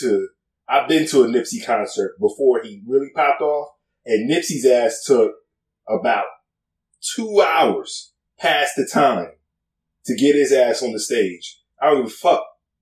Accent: Texas, United States; let these little Southern Cal niggas know that, hey, I'm from Texas.

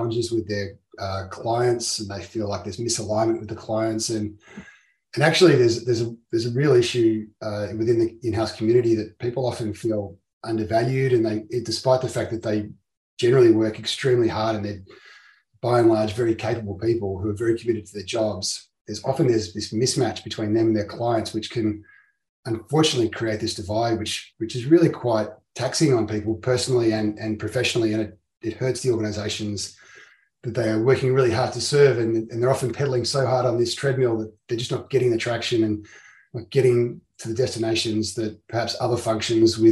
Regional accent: Melbourne, Victoria, Australia; I'm a lawyer from Melbourne in Victoria, Australia

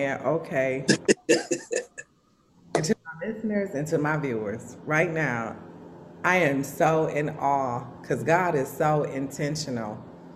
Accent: Milwaukee, Wisconsin, United States; I was born in Milwaukee at St. Joseph Hospital, okay? I came up around Sherman Park area

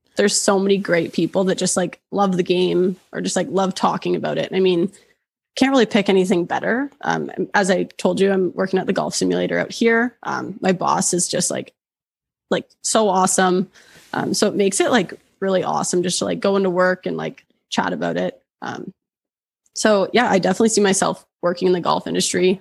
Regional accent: Oshawa, Ontario, Canada; moved away as an adult; now in Banff, Canada; originally I'm from Oshawa.

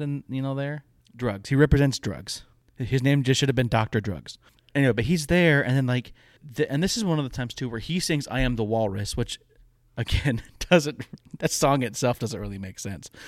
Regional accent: Michigan, United States; my dad was in a bluegrass band growing up in Michigan.

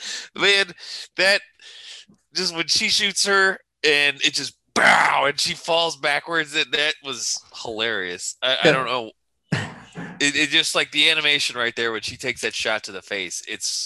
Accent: United States

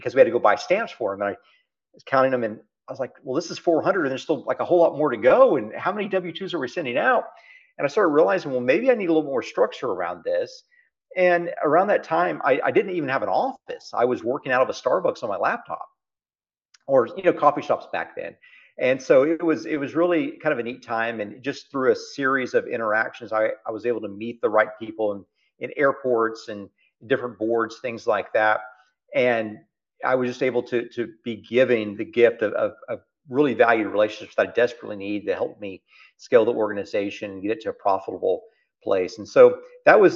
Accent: South Texas, United States; accent: Texas; also born or lived in Oklahoma City; We grew up down in South Texas, close to the Mexican border. We grew up at a two-bedroom house.

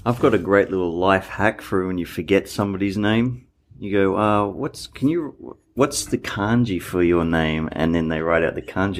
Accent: Australia; now in Japan; I'm from Australia

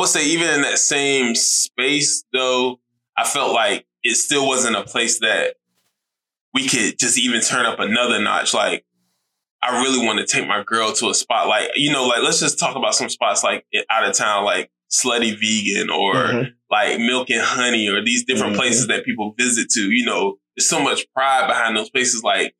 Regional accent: Savannah, Georgia, United States; I'm from Savannah, Georgia. I was born and raised in Savannah.

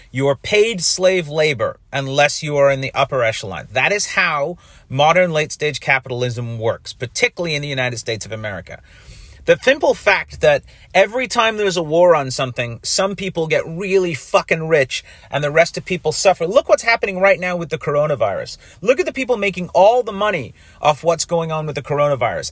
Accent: Canada; I'm a Canadian and, uh, that I'm doing this podcast in Canada

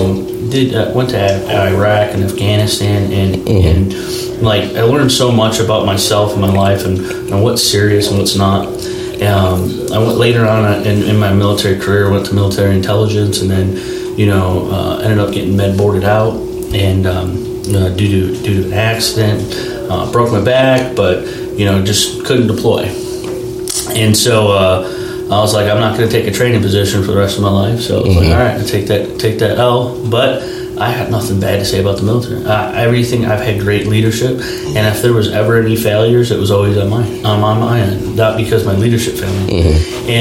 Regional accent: New York, United States; I was a New Yorker. I was born in New York. I started living upstate. I grew up in very diminished economic value

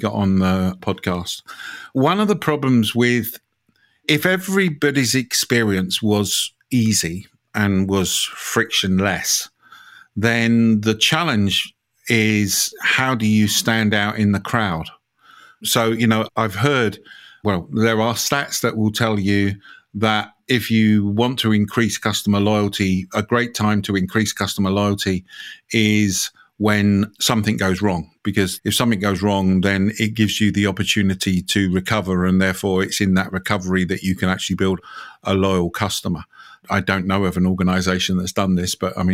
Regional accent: United Kingdom; being British

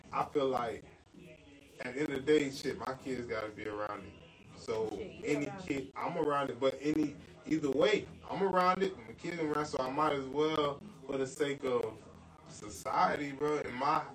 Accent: Orlando, Florida, United States; I'm from Orlando

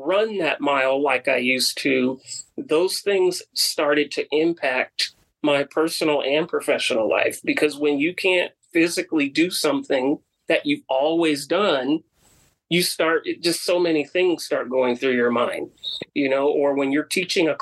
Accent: Bay Area, California, United States; moved away; growing up in the Bay Area, on the peninsula where the air is a lot cleaner

